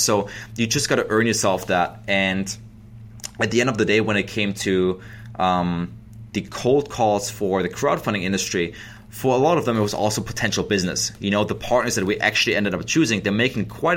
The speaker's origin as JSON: {"language": "English", "country": "Germany", "second_language": "English", "moved": "as an adult", "lives_now": "United States", "said": "I am an immigrant from Germany, so I moved here in 2008"}